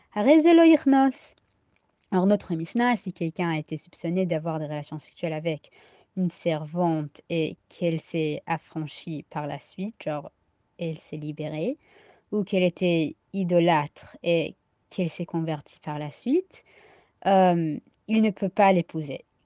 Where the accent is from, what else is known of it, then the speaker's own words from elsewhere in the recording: United States; accent: American Ashkenazi; French is a second language; mon accent ashkenaz américain